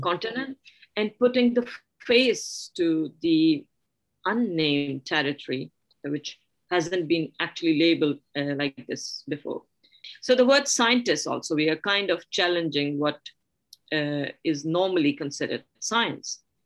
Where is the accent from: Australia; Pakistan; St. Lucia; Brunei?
Pakistan; now in Sweden; coming from a, a pakistani background